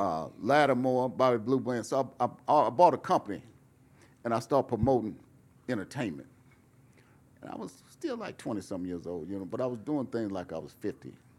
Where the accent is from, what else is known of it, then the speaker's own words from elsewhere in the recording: Fresno, California, United States; moved away as an adult; also born or lived in Oakland / Los Angeles; I was from Fresno, but I lived in Oakland and I lived in L A, Oakland